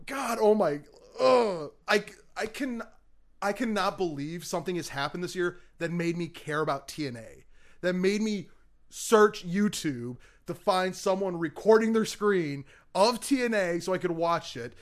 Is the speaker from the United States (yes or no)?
yes; Michigan, United States; moved away; I'm from Michigan originally